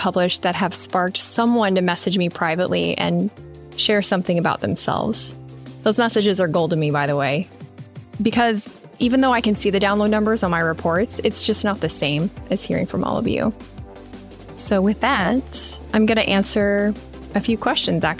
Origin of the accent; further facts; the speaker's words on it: Midwest, United States; growing up in the Midwest